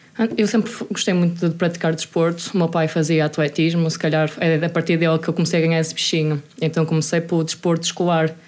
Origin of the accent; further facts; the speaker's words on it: Vila Nova de Gaia, Norte, Portugal; also born or lived in Moselos, Santa Maria da Feira; now in Braga, Portugal; Nasci, sou natural de Mafamud, Vila Nova de Gaia